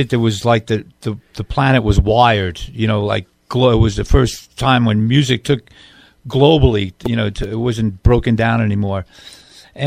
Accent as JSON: {"language": "English", "town": "Valley Stream", "region": "New York", "country": "United States", "tie": "born or raised there", "said": "I was raised in Valley Stream"}